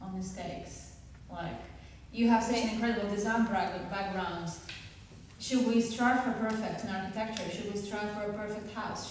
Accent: Hong Kong; now in Australia; I'm from Hong Kong, I'm Chinese

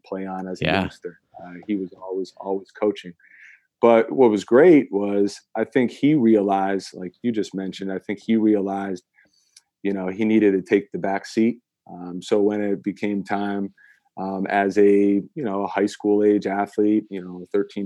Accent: Saratoga Springs, New York, United States; our area in upstate New York. I'm originally from Saratoga Springs.

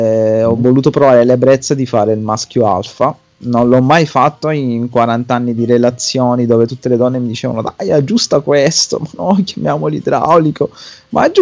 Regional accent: Milan, Lombardy, Italy; Io non sono terrone, sono di Milano.

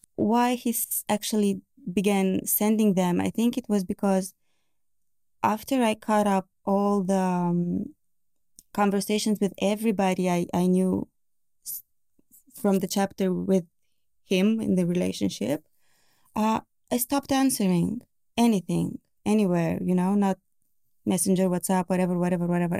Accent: Bucharest, Romania; I am from Romania. Yeah, Bucharest.

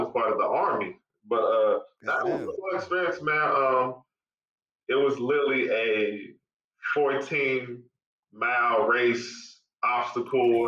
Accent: Charlotte, North Carolina, United States; also born or lived in Los Angeles, California; Raised in Charlotte, North Carolina

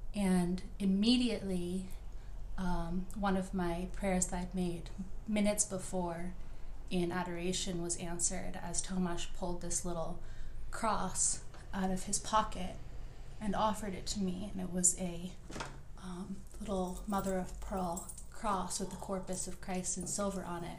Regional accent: Oregon, United States; moved away as an adult; also born or lived in Chicago; I grew up here in Oregon

